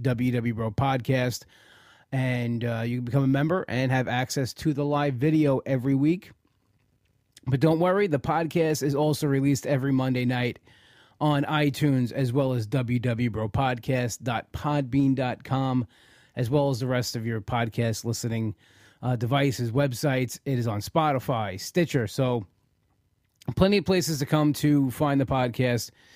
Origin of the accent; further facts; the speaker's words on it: New York, United States; I'm a New Yorker